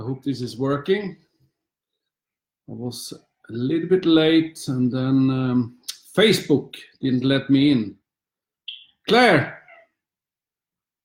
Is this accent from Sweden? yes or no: yes; Sweden; also born or lived in Luxembourg; now in London, United Kingdom; Since I was a little boy in Sweden